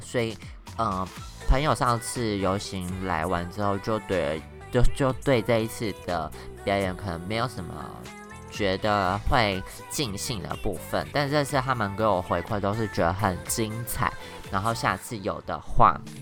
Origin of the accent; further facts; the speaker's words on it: Taoyuan, Taiwan; moved away as an adult; also born or lived in Taipei; now in Taichung, Taiwan; 因为我本来是桃园人嘛，然后生活圈都在台北